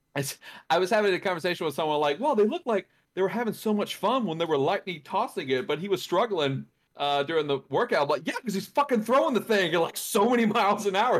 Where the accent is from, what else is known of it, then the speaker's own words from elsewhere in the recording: Louisiana, United States; my home state, Louisiana